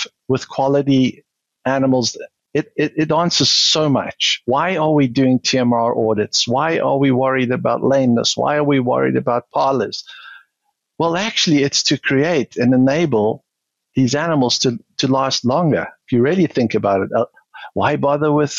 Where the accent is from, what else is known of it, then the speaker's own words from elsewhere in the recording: South Africa; moved away as an adult; also born or lived in Wisconsin; now in United States; South African, born and bred, spent the first 40 years there